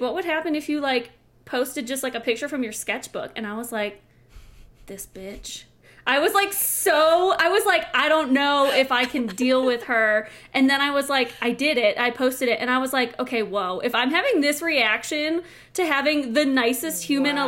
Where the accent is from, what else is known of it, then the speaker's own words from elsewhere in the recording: Chicago suburbs, Illinois, United States; now in Colorado, United States; I'm from Illinois, Chicago suburbs